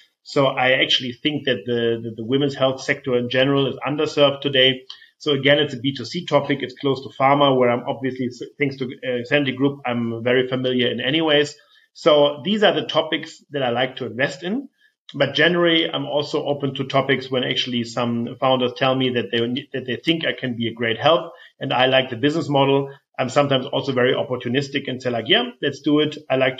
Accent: Flensburg, Schleswig-Holstein, Germany; I come from Flensburg, northern Germany. Flensburger Pilsner is something that I grew up with.

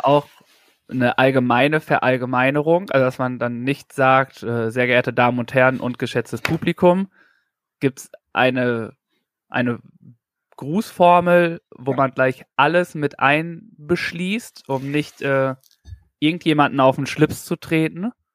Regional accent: North Rhine-Westphalia, Germany; ich komme aus Nordrhein-Westfalen

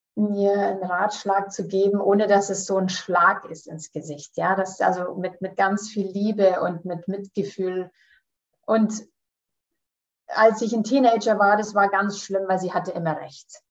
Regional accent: Canada; now in Munich, Germany; ich komme aus München, ich bin in Kanada geboren und da aufgewachsen

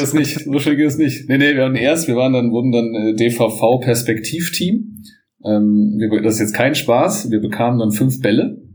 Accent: Bonn, North Rhine-Westphalia, Germany; ich bin aufgewachsen am Sportplatz direkt, am guten alten Wasserland in Bonn

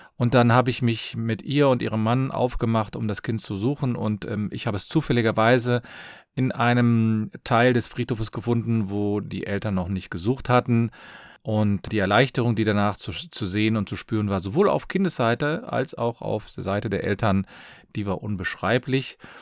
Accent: Cologne, North Rhine-Westphalia, Germany; ich komme aus Köln

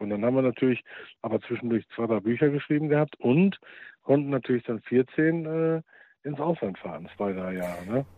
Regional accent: Germany; bei uns in Deutschland

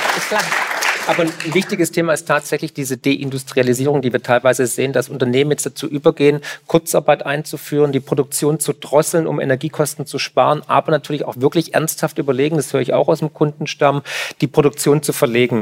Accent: Swabia, Germany; ich komme aus dem Schwabenland

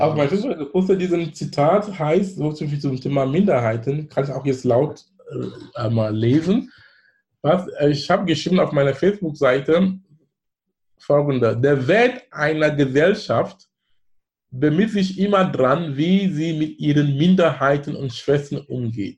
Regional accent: Bamenda, Northwest Region, Cameroon; German is a second language; now in Germany; wo ich herkomme, Bamenda

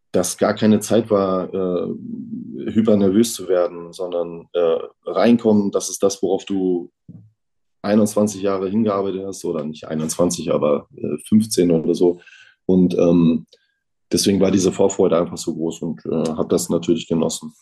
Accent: Neubrandenburg, Mecklenburg-Vorpommern, Germany; bei uns in Neubrandenburg

